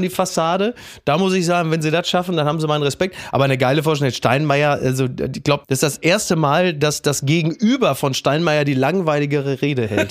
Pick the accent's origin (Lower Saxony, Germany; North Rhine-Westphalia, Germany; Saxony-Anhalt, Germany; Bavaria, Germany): North Rhine-Westphalia, Germany; Castrop-Rauxel; in Henrichenburg in meinem Heimatdorf